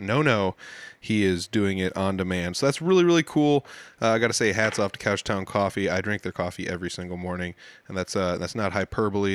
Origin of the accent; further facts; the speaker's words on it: Humboldt, Iowa, United States; there used to be a bottling factory here in my hometown